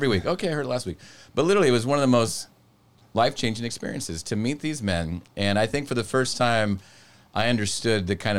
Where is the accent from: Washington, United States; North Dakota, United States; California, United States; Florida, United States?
California, United States; I'm going to Africa. I'm a guy from Southern California.